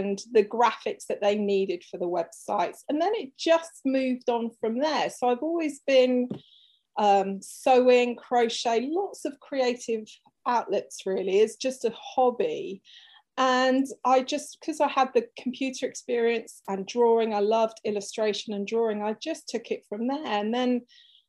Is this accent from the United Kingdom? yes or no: yes; England, United Kingdom; also born or lived in Cornwall; I'm from England, if you didn't tell from the accent.